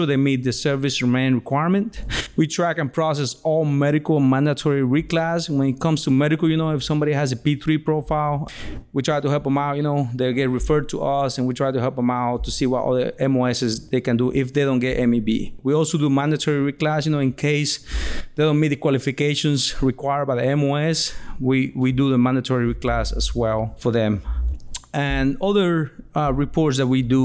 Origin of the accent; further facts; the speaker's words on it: Puerto Rico; I was born in Puerto Rico, Boricua all the way.